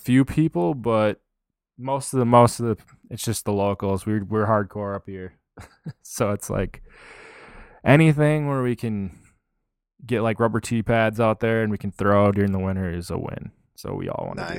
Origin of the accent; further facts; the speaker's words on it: Minnesota, United States; I'm from Minnesota